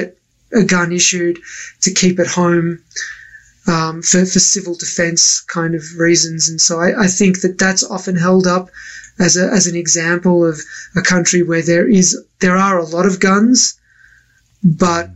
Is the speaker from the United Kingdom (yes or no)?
no; Australia; now in United States; I grew up in Australia